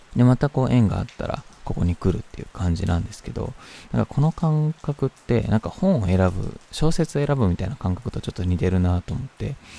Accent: Kyoto, Japan; 京都はもちろんあの知ってた土地というか生まれ育った町

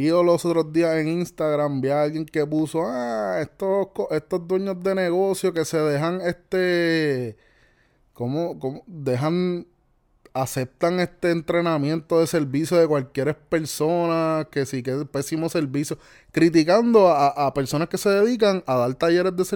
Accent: Puerto Rico; soy típico puertorriqueño

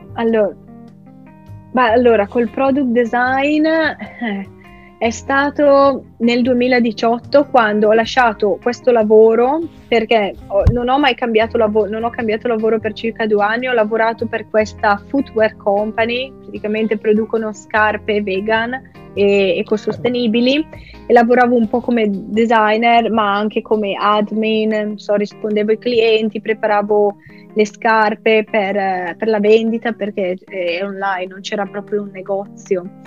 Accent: Soresina, Lombardy, Italy; moved away as an adult; now in Brighton, United Kingdom; sono originaria di Soresina, che è un piccolissimo paese in Lombardia

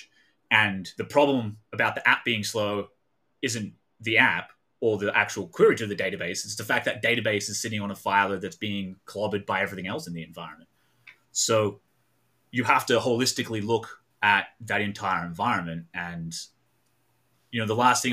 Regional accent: Australia; moved away as an adult; also born or lived in Melbourne, Australia; now in United States; I am Australian. I live in America now

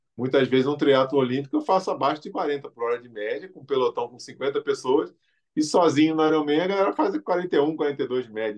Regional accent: Rio de Janeiro, Brazil; nasci no Rio de Janeiro

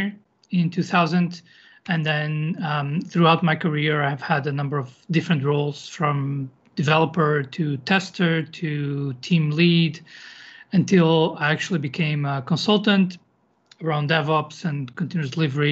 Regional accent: Lisbon, Portugal; moved away as an adult; now in Madrid, Spain; I'm originally from Lisbon, Portugal, and I've moved around a bit, so I've lived in a few different countries, and now I live in Madrid

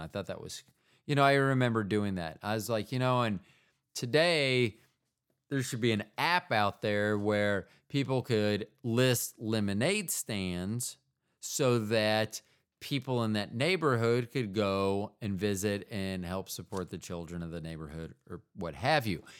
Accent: United States; as an American

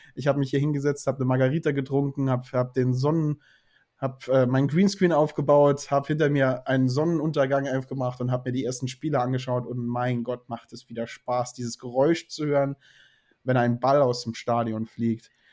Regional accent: the South, Southern Germany, Germany; ich komme aus dem Süden

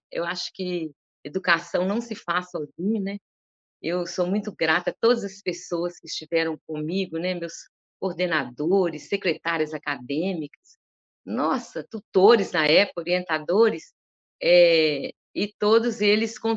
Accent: Northeast Region, Brazil; E como eu vim do Nordeste e eu conhecia tão bem aquilo que eu estava representando

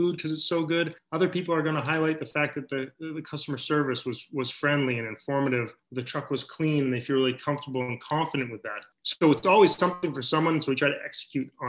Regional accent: Maine, United States; moved away; when we were growing up in Maine

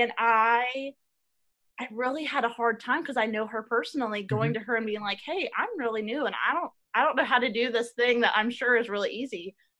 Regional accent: Ohio, United States; do people think like … is from Ohio and has a terrible accent

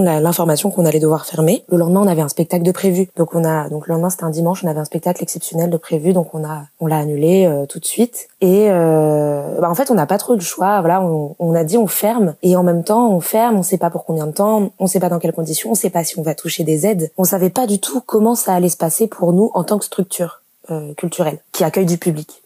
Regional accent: Lyon, Auvergne-Rhône-Alpes, France; moved away as an adult; now in Toulouse, France; je suis de Lyon j'ai déménagé à Toulouse

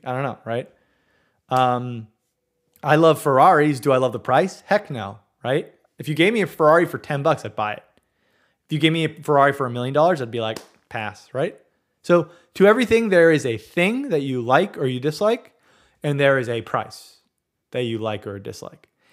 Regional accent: Southern California, United States; I grew up in Southern California

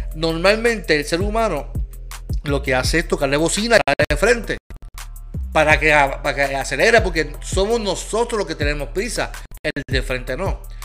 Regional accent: Puerto Rico; El problema que nosotros tenemos como puertorriqueños

